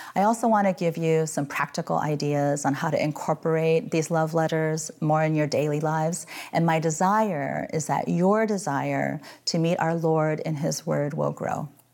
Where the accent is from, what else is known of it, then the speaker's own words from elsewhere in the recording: Midwest, United States; moved away as an adult; now in San Francisco, United States; I grew up in the Midwest and suffered through freezing gray winters